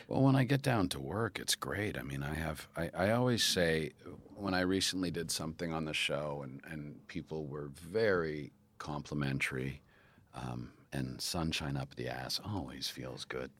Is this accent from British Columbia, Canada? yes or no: no; Calgary, Alberta, Canada; I did theater growing up in Calgary.